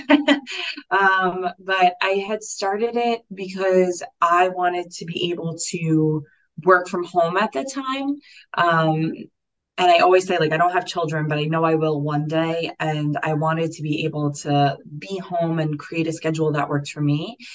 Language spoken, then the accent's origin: English; New York City, New York, United States; I grew up in Staten Island. So I grew up in New York